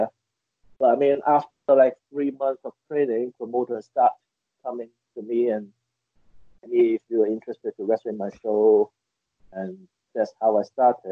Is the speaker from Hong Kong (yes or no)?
yes; Hong Kong; English is a second language; moved away as an adult; also born or lived in United Kingdom / Japan; I grew up in Hong Kong.